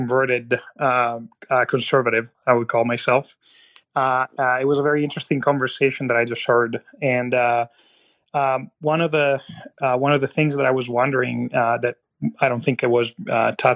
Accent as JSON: {"language": "English", "country": "Italy", "tie": "born or raised there", "moved": "yes", "lives_now": "United States", "said": "I was born and raised in Italy. And I grew up on nepotism."}